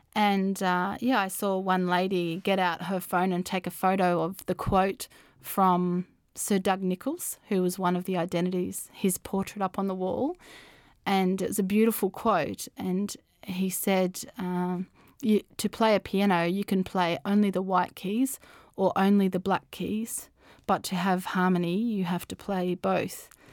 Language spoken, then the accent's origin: English; Australia; my identity as an Australian